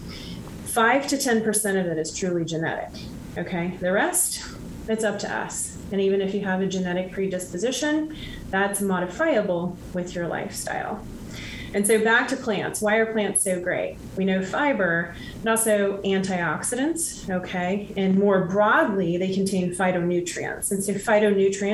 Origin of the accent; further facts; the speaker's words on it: Midwest, United States; And so I grew up in the Midwest and on a farm of sorts